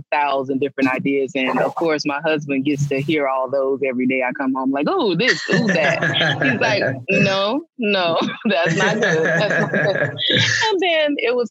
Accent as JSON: {"language": "English", "region": "Louisiana", "country": "United States", "said": "I'm from Louisiana"}